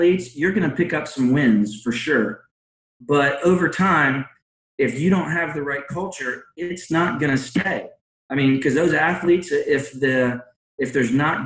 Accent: Georgia, United States; also born or lived in Philadelphia, Pennsylvania; I was born in Philadelphia, grew up, went to high school in Georgia

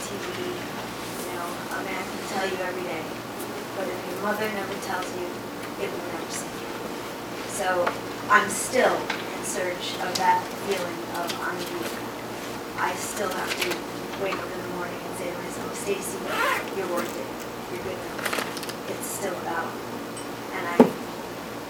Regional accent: New York City, New York, United States; I grew up in the South Bronx.

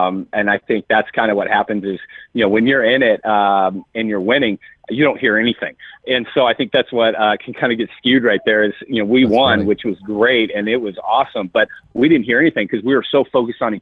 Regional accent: San Diego, California, United States; moved away; I grew up in San Diego

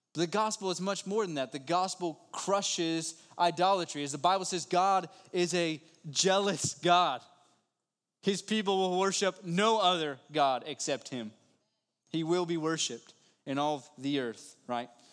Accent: West Virginia, United States; I'm from West Virginia

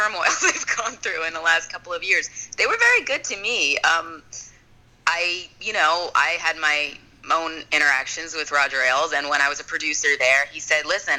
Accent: Long Island, New York, United States; moved away; Then I went to my hometown, Long Island, New York, where I was the evening anchor there.

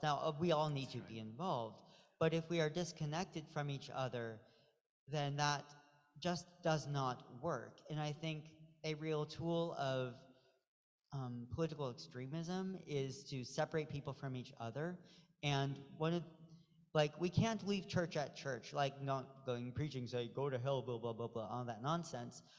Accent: Pacific Northwest, United States; moved away; I'm from the Pacific Northwest.

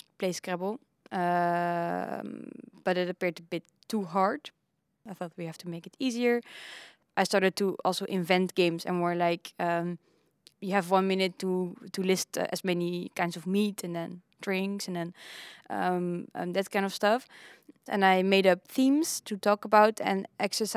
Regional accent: Netherlands; I'm from Holland, from Horen.

